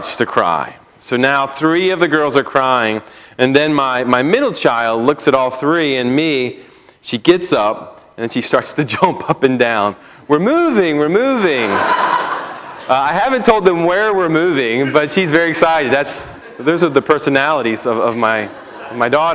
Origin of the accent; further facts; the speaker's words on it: just outside of Baltimore, Maryland, United States; moved away as an adult; also born or lived in Pennsylvania / St. Louis / Missouri / Minnesota; I grew up in Maryland, just outside of Baltimore